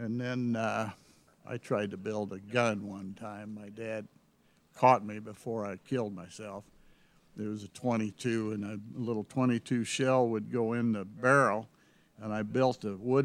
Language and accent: English; North Platte, Nebraska, United States; also born or lived in Salt Lake City, Utah / Hooker, Oklahoma / Canyon City, Colorado; we spent our wonder years growing up in North Platte.